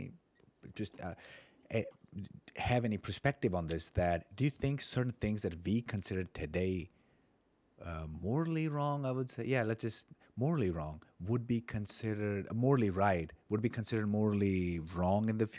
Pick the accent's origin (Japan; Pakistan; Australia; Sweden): Pakistan; now in Estonia; I'm from Pakistan. Now I'm living in Estonia.